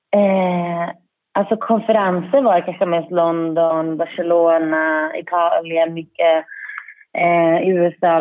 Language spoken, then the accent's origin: Swedish; Särö, Västra Götaland, Sweden; jag är uppväxt i Säre